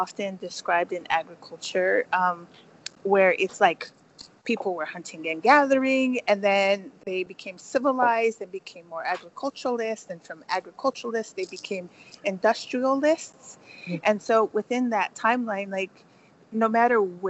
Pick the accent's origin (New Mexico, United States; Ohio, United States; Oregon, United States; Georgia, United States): New Mexico, United States; Pueblo of Cochiti; also born or lived in Oklahoma / Lakeport, California; I am from the Pueblo of Cochiti and Kiowa Tribe of Oklahoma